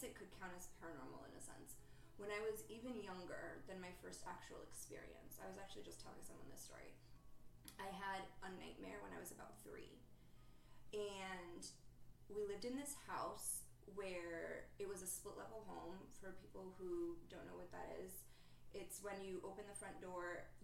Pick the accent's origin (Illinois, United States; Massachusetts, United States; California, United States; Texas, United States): Massachusetts, United States; moved away; I'm from Massachusetts.